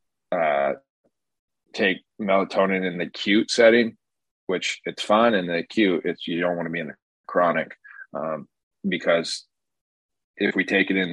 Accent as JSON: {"language": "English", "region": "West Coast", "country": "United States", "tie": "born or raised there", "said": "growing up on the West Coast"}